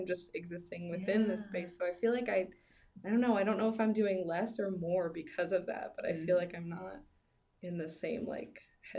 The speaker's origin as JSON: {"language": "English", "region": "Michigan", "country": "United States", "tie": "born or raised there", "said": "I'm from Michigan, lived here my whole life. I went to MSU for my undergrad, and now I'm still here."}